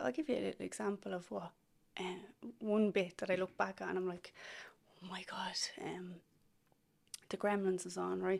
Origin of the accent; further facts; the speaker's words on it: Dublin, Leinster, Ireland; I'm from Ballymun. Mm-hmm. I grew up there. Went to the Irish school there back in the 90s.